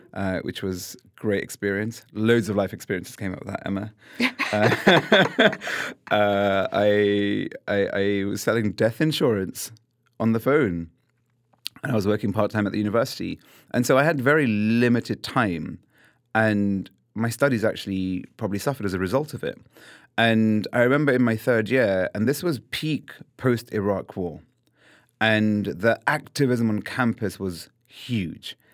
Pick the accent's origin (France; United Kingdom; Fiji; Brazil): United Kingdom; London; I was born and raised in London